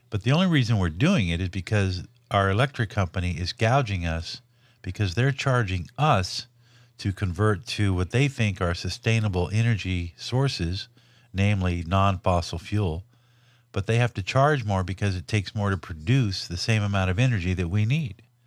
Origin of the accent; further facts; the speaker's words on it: Los Angeles, California, United States; I grew up in Watts, Linwood, Compton, South L A, as a white kid during the sixties and seventies